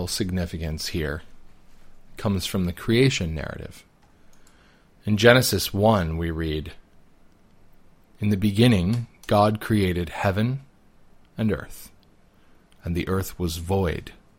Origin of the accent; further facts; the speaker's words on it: United States; as an American Catholic, born and raised